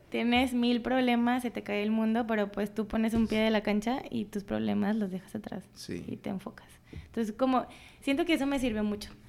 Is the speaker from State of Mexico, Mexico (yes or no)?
no; Colima, Mexico; moved away as an adult; soy de Colima